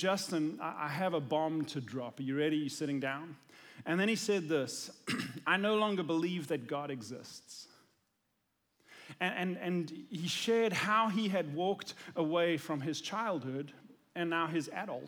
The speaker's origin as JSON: {"language": "English", "country": "South Africa", "moved": "yes", "said": "I'm from South Africa"}